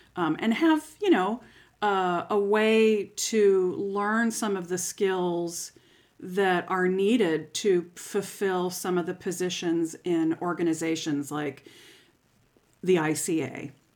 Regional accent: St. Petersburg, Florida, United States; moved away as an adult; now in Lincoln, United States; I grew up in Saint Petersburg, Florida

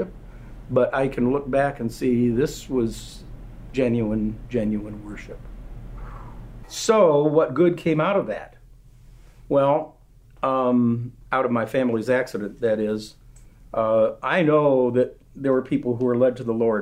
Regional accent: Marshall, Michigan, United States; my hometown in Marshall, Michigan

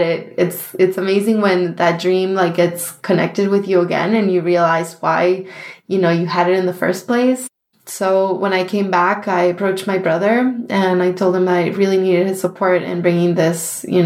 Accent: Argentina; now in New York, United States; we grew up in Argentina in a small town that has tons of really, really good chocolate

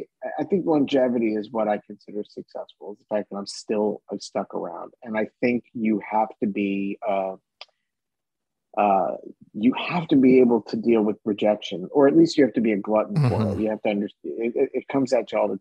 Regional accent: Washington, District of Columbia, United States; moved away as an adult; also born or lived in New York; I grew up in the Washington, D.C. area

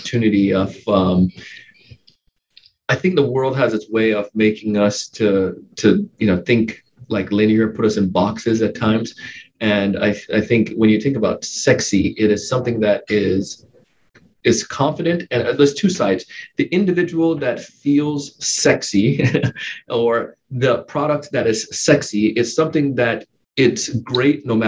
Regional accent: Jamaica; now in West Palm Beach, United States; my early life, growing up in Jamaica.

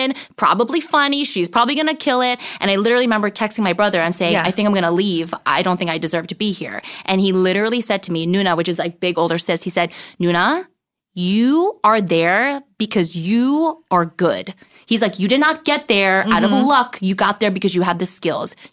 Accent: New Jersey, United States; moved away as an adult; also born or lived in Brooklyn, New York; now in Los Angeles, United States; I grew up in New Jersey

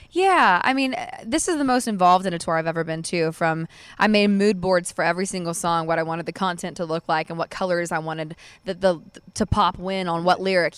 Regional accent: Mascot, Tennessee, United States; I lived out in Mascot, Tennessee, which is probably forty minutes from where we are right now. And I, we actually lived next door to my cousin's, so I got to grow up

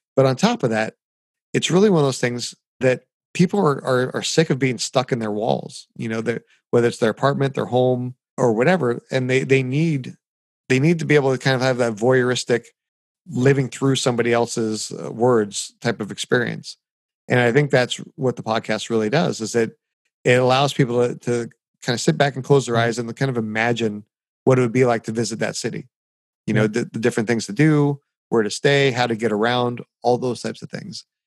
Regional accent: United States; also born or lived in Anaheim, Orange County, California; here as an American

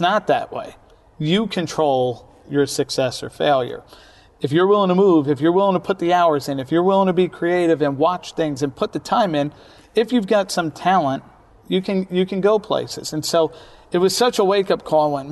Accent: New York City, New York, United States; I grew up in Brooklyn, New York, where, you know, people existed on every block

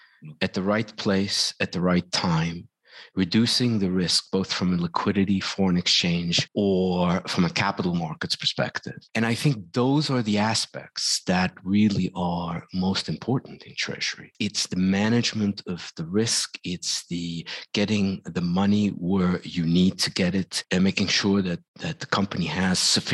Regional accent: Netherlands; moved away; I'm from Holland originally

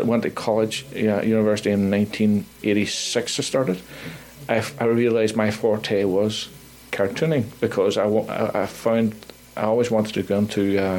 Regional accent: Belfast, Northern Ireland, United Kingdom; now in Nova Scotia, Canada; my life growing up in Belfast, what it was like to live through the Troubles, what it was like to lose friends within the Troubles

